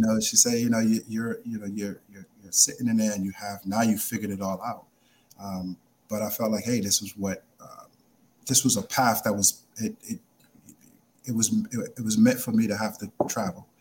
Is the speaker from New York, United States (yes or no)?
yes; New York City, New York, United States; also born or lived in Brooklyn; 14 years old, growing up in the Bronx